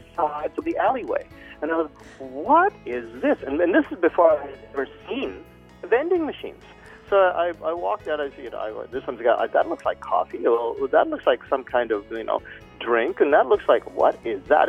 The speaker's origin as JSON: {"language": "English", "country": "Canada", "also_born_or_lived": "Philippines", "moved": "as an adult", "lives_now": "Fukuoka, Japan", "said": "I'm Canadian, mm-hmm. although I was born in the Philippines"}